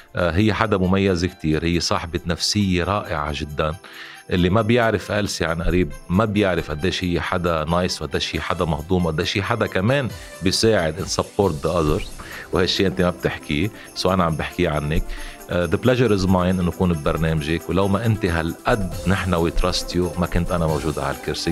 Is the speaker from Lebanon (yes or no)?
yes; Lebanon; نحن كلبنانيين